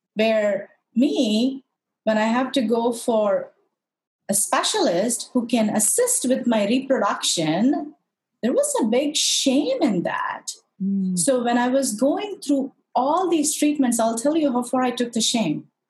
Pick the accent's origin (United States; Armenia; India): India; Madurai, Tamil Nadu; moved away; I'm originally from India, uh, very specifically south of India, from a city called Madurai, which is very, very famous for a really old, old temple called the Meenakshi Temple